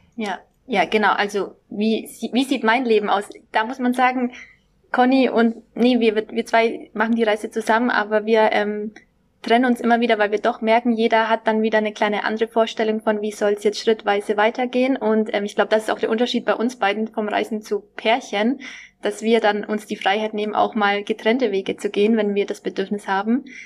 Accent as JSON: {"language": "German", "town": "Nuremberg", "region": "Bavaria", "country": "Germany", "also_born_or_lived": "Düsseldorf", "moved": "as an adult", "said": "ich komme ursprünglich aus Nürnberg, aus dem schönen Frankenland."}